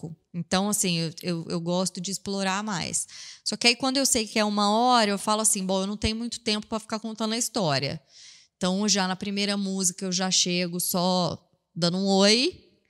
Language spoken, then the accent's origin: Portuguese; Franca, São Paulo, Brazil; also born or lived in Ribeirão Preto; eu sou de Franca, mas eu, nessa época eu estava morando em Ribeirão